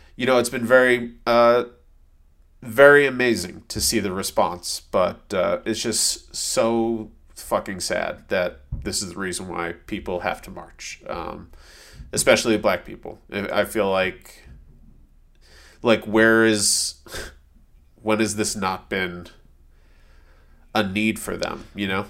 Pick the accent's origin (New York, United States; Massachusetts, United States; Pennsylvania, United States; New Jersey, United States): Massachusetts, United States; a suburb outside of Boston; moved away; growing up in a suburb outside of Boston